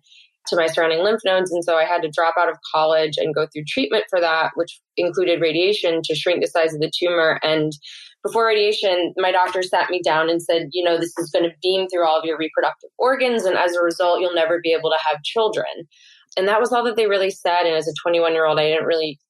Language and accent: English; St. Louis, Missouri, United States; moved away as an adult; also born or lived in New York City; my hometown in St. Louis, Missouri